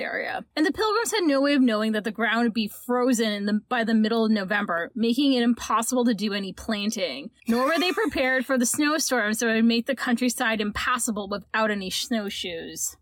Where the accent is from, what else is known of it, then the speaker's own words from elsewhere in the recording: Canada; we are Canadian